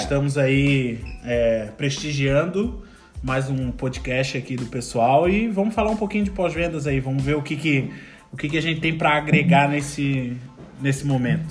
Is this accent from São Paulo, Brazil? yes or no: no; Florianópolis, Santa Catarina, Brazil; moved away as an adult; eu sou de Florianópolis